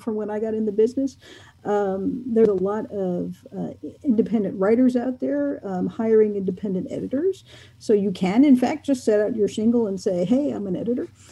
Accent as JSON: {"language": "English", "region": "New York", "country": "United States", "said": "I'm from New York"}